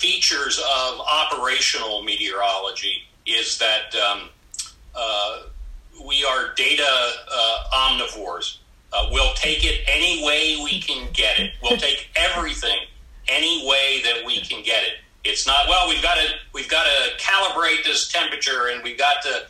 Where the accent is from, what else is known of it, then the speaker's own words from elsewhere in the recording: South Central Pennsylvania, United States; now in Alaska, United States; I was born and raised in South Central Pennsylvania.